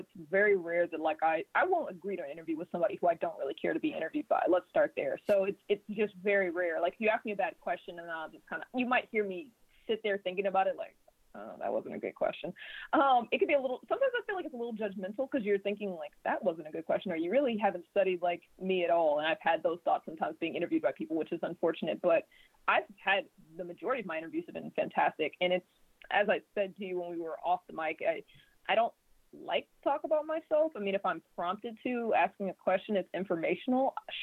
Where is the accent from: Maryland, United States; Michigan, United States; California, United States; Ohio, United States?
Maryland, United States; Prince George's County, Washington, D.C. area; I'm from Prince George's County, raised and born in the Washington, D.C. area.